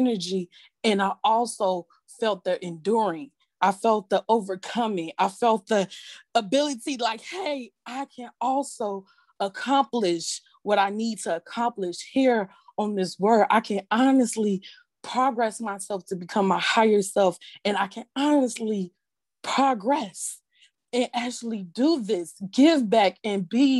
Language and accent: English; Chicago, Illinois, United States; I'm from Chicago